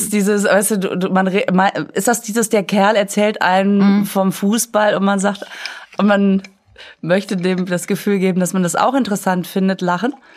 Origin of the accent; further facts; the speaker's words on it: Düsseldorf, North Rhine-Westphalia, Germany; moved away; also born or lived in Münster; Ich sag, aus Düsseldorf.